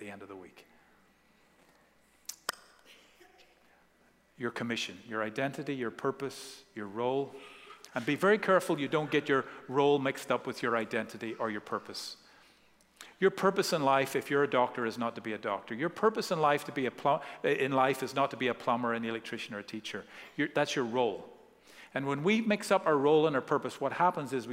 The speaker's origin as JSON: {"language": "English", "country": "Ireland", "tie": "born or raised there", "said": "growing up in Ireland"}